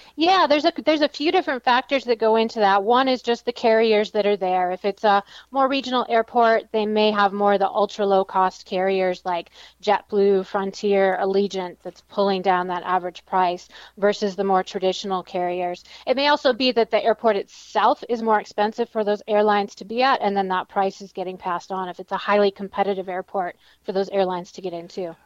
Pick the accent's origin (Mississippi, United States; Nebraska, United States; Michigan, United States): Michigan, United States; moved away; I'm from Michigan